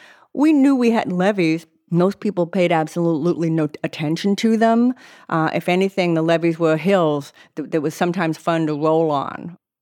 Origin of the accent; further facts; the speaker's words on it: Boston, Massachusetts, United States; moved away as an adult; now in New Orleans, United States; I'm originally from the Boston area of Massachusetts.